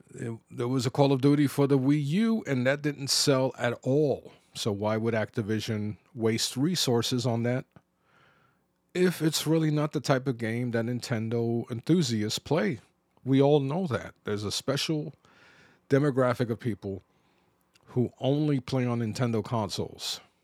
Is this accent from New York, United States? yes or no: yes; New York City, New York, United States; growing up in the Bronx.